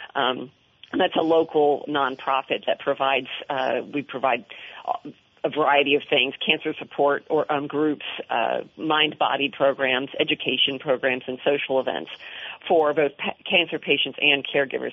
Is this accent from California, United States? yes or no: no; Washington, District of Columbia, United States; I grew up in the Washington area